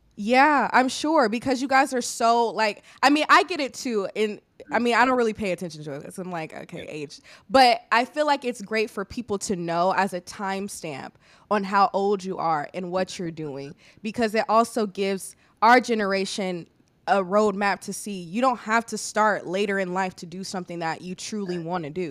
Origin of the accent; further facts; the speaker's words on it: Illinois, United States; moved away as an adult; also born or lived in Hampton, Virginia; I'm from Illinois